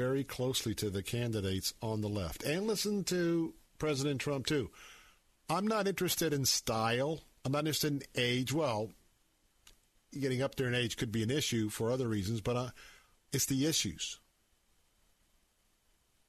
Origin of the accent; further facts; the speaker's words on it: Tampa, Florida, United States; I was a Democrat all of my life growing up here in Tampa